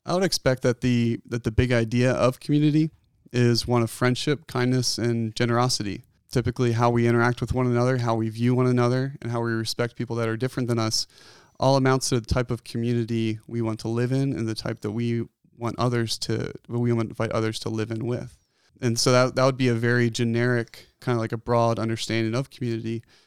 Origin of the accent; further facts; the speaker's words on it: outside of Philadelphia, Pennsylvania, United States; moved away as an adult; also born or lived in Bozeman, Montana; now in Bend, United States; I was born and raised in Pennsylvania, outside of Philadelphia, on a dairy farm.